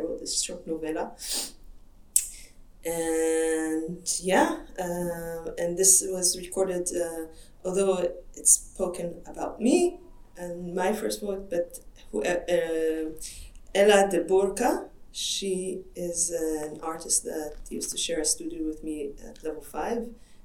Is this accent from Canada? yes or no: no; Israel; English is a second language; moved away as an adult; now in Europe; I come from Israel and I moved to Europe around 10, 12 years ago, But I worked as an artist in Israel